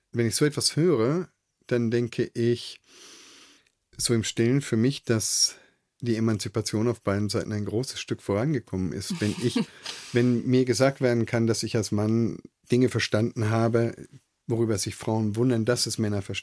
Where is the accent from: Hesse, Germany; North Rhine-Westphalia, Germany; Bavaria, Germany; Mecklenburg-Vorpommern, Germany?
Bavaria, Germany; also born or lived in Nuremberg; Ich bin in Nürnberg geboren, ich bin im Fränkischen aufgewachsen